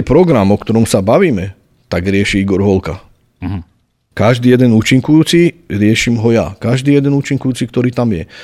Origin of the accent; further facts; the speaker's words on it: Nitra, Nitra Region, Slovakia; ja som sa narodil v Nitre, som Nitran, žijem tu, pracujem tu, tvorím tu